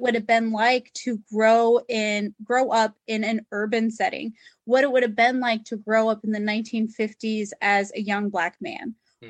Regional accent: United States; something that Americans wrestle with is our our still our sense of heritage from the places that our ancestors came from

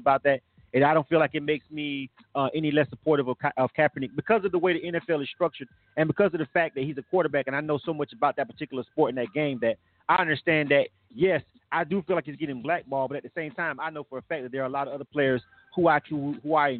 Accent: Florida, United States; I'm from Florida. It's a football state.

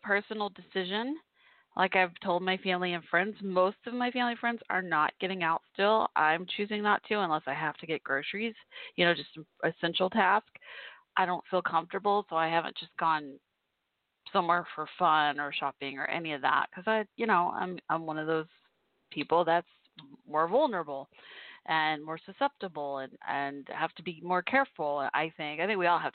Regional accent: Irving, Texas, United States; also born or lived in Fort Worth, Texas; My hometown of Irving, Texas, where I grew up

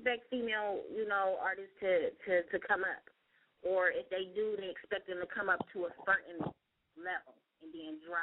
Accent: Akron, Ohio, United States; I'm from Akron, Ohio. You know what I'm saying? That's my hometown.

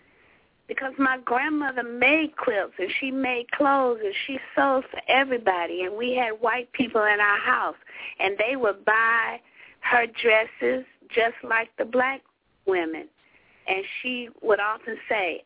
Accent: LaGrange, Georgia, United States; moved away; also born or lived in the North (US); I grew up in LaGrange, Georgia

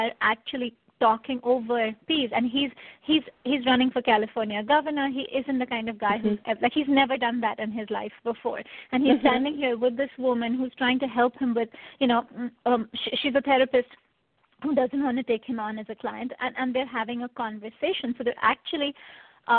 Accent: India; moved away; I grew up in India.

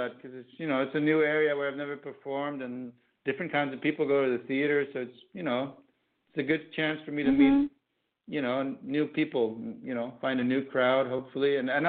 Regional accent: Amsterdam, North Holland, Netherlands; And then, and I guess he didn't realize I was from Amsterdam.

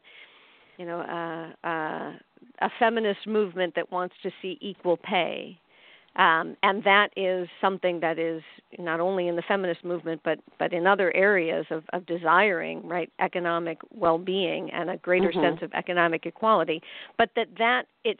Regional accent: outside of Chicago, Illinois, United States; I grew up in outside of Chicago in a white suburb

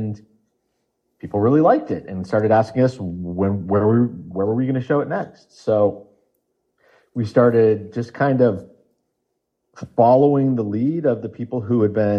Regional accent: Oregon, United States; now in Los Angeles, United States; I'm from Oregon

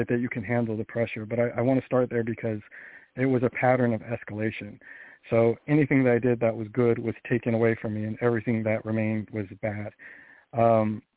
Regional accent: Sacramento, California, United States; now in Missouri, United States; I grew up in Sacramento, California.

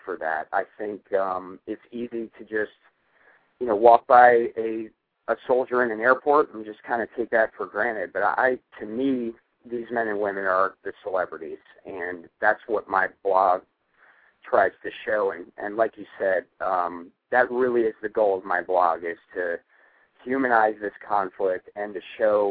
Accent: Northern Virginia, United States; I grew up in the Northern Virginia area

